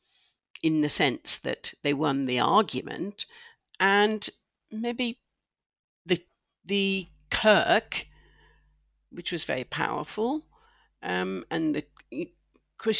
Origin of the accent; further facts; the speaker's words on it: Scotland, United Kingdom; I'm Scottish